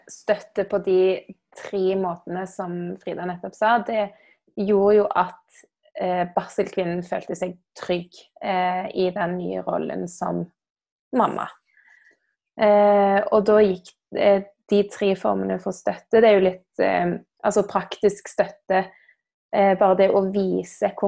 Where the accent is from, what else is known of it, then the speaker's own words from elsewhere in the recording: Stavanger, Rogaland, Norway; er eh, fra Stavanger.